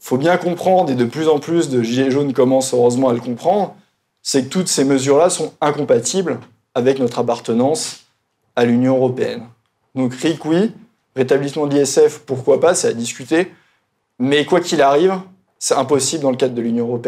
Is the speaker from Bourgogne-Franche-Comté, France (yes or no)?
yes; Bourgogne-Franche-Comté, France; Et vous savez, on dit souvent, je viens de Bourgogne, je ne vais pas non plus jeter la pierre